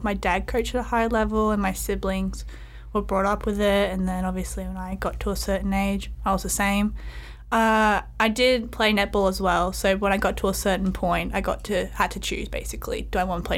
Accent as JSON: {"language": "English", "town": "Melbourne", "region": "Victoria", "country": "Australia", "moved": "yes", "lives_now": "Azusa, United States", "said": "I'm from Melbourne, Australia."}